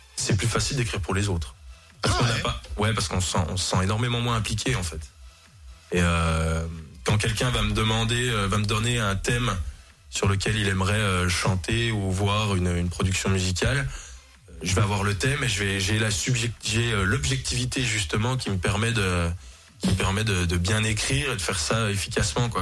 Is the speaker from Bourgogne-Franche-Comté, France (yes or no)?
yes; Jura, Bourgogne-Franche-Comté, France; C'est chez nous, dans le Jura, bien évidemment, avec, notre, avec nos bons lacs, nos belles montagnes, notre bon comté